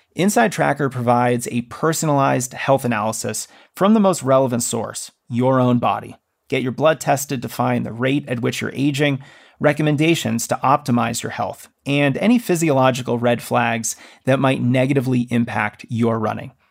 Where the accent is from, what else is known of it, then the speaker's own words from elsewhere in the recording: Denver, Colorado, United States; my hometown here of Denver